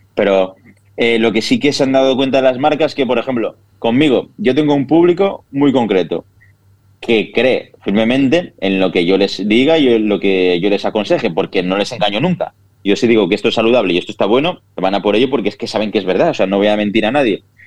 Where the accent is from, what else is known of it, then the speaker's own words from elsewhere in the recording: Villarreal, Valencian Community, Spain; also born or lived in Castellón; Pues yo nací en Castellón, aquí al lado de Villarreal, soy de Villarreal de toda la vida